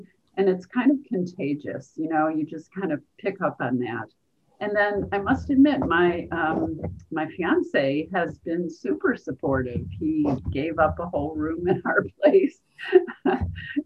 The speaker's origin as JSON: {"language": "English", "town": "Chicago", "region": "Illinois", "country": "United States", "also_born_or_lived": "Rhode Island", "said": "I'm from Chicago originally."}